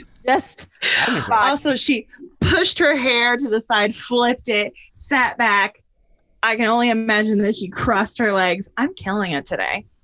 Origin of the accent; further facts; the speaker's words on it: Northeast, United States; I grew up in the Northeast